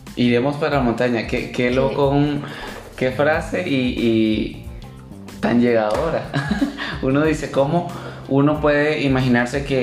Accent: Nicaragua; moved away as an adult; now in Costa Rica; soy nicaragüense. Tengo dos años de estar en Costa Rica.

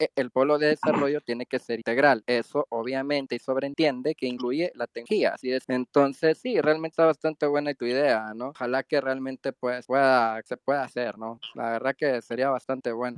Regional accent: Mexico; moved away as an adult; now in Antigua Guatemala, Guatemala; yo soy un mexicano que tuvo que salir del país por culpa de la 4 t

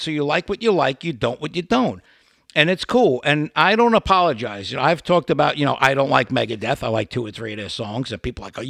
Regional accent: New York City, New York, United States; I'm a New York guy like you. I'm from Brooklyn, New York

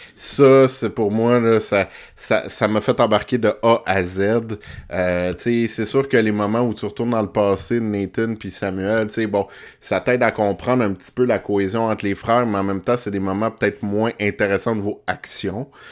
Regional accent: Montreal, Quebec, Canada; je suis un petit Montréalais.

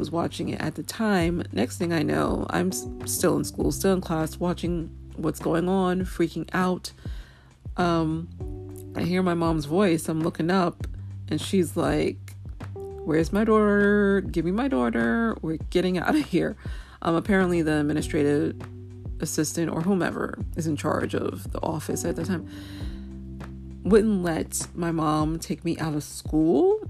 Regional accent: New York, United States; as a New Yorker who was in New York on 9/11 20+ years ago

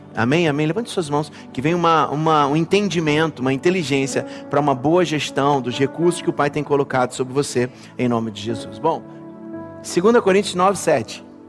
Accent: Brazil; como brasileiros

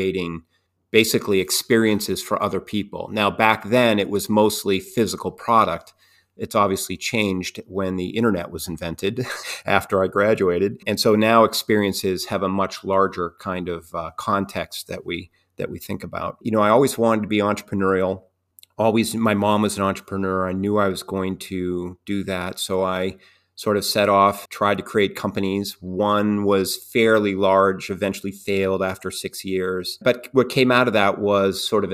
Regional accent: New Hampshire, United States; moved away; also born or lived in Rhode Island; I grew up in New Hampshire

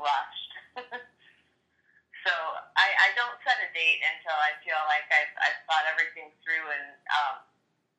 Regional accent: Michigan, United States; I'm from Michigan, so it's right next door

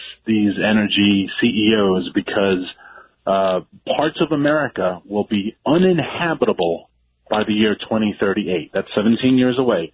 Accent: New York City, New York, United States; where I grew up in Queens

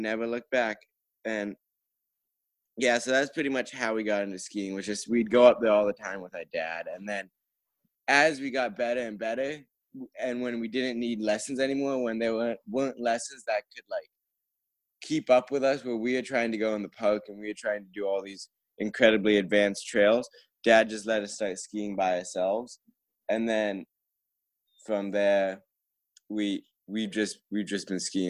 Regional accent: Vermont, United States; I live in a very small town with, like, 1,000 people

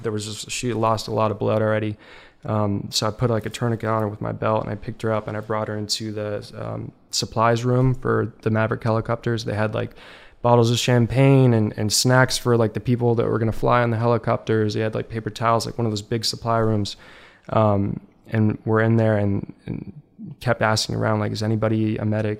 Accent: Virginia, United States; I grew up in Virginia, and one of the places we lived nearby was Quantico, the Marine Base.

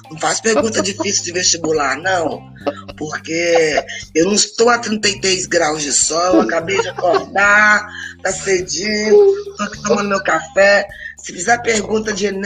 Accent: Governador Valadares, Minas Gerais, Brazil; born there; Eu sou nascida em Governador Valadares, Minas Gerais. E quem nasceu em Governador Valadares, a gente fica brincando que era filial do inferno.

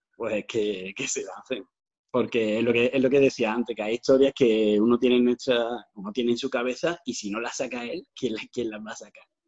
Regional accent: Granada, Andalusia, Spain; also born or lived in Dos Hermanas, Seville; llevo viviendo prácticamente toda mi vida en Granada, porque nos vinimos con. Yo tenía dos años y medio

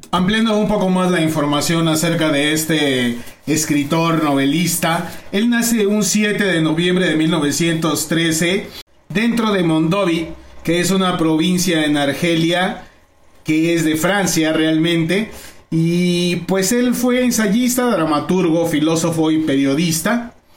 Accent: Naucalpan, State of Mexico, Mexico; yo como nací en Naucalpan

